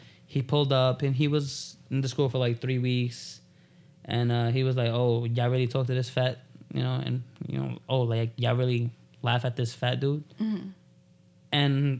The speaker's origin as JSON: {"language": "English", "town": "New York City", "region": "New York", "country": "United States", "tie": "born or raised there", "said": "I'm born and raised in Flatbush, Brooklyn"}